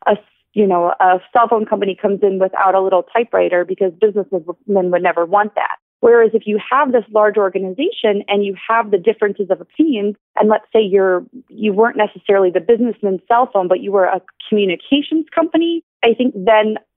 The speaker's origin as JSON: {"language": "English", "town": "Detroit", "region": "Michigan", "country": "United States", "said": "I'm from Detroit"}